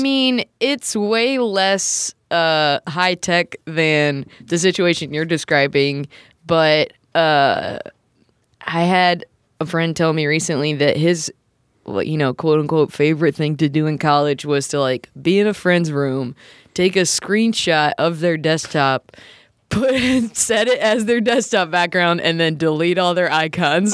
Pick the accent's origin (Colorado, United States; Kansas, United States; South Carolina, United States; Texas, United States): South Carolina, United States; Lancaster; where I'm from in South Carolina. It's like, I'm from Lancaster.